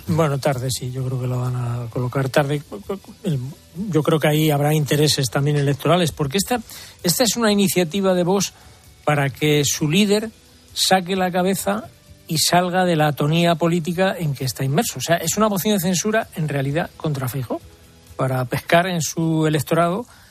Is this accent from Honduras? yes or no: no; Madrid, Community of Madrid, Spain; yo no cambio mi Madrid por nada